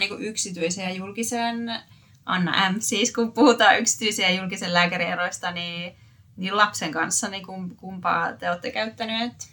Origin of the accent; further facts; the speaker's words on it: Finland; moved away; mä oon Suomesta